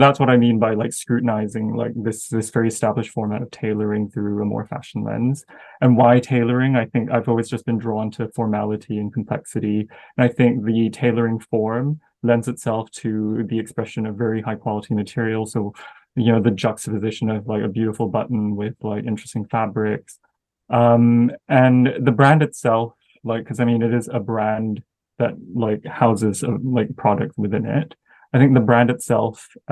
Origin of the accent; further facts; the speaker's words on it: Malaysia; moved away as an adult; also born or lived in United States / France; now in London, United Kingdom; growing up in Malaysia.